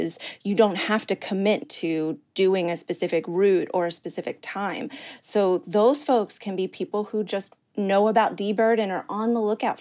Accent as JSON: {"language": "English", "region": "Maryland", "country": "United States", "tie": "born or raised there", "also_born_or_lived": "New York City", "moved": "yes", "said": "growing up in Maryland"}